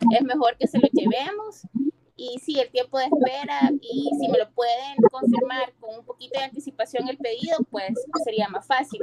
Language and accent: Spanish; El Salvador; Somos bien exigentes, como salvadoreños